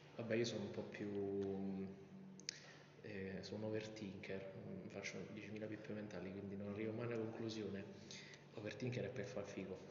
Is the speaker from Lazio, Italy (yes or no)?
yes; Vicovaro, Lazio, Italy; vengo da Vicovaro, quindi l'idea del paese piccolo